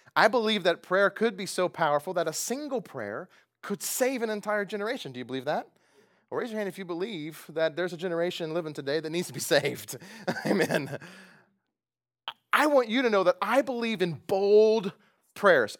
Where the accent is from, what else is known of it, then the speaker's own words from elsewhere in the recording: United States; As American evangelicals